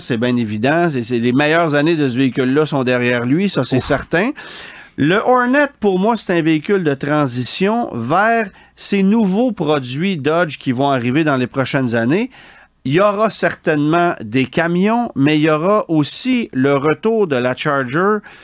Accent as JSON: {"language": "French", "region": "Quebec", "country": "Canada", "said": "chez nous, au Québec"}